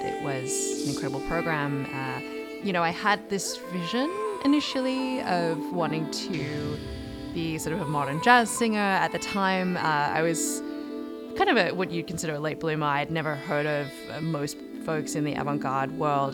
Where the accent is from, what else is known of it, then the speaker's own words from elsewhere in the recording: Sydney, New South Wales, Australia; moved away as an adult; I grew up in Sydney, Australia